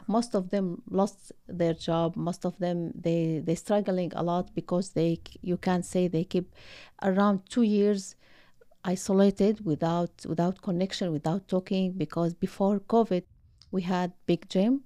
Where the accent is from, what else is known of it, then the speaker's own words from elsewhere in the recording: Syria; moved away as an adult; now in Ottawa, Canada; I'm from Syria. I have been, uh, in Canada